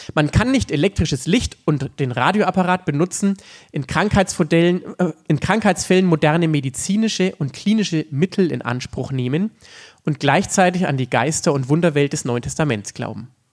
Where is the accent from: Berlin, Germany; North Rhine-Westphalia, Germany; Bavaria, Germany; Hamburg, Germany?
Bavaria, Germany; Upper Franconia; in Oberfranken, da wo ich herkomme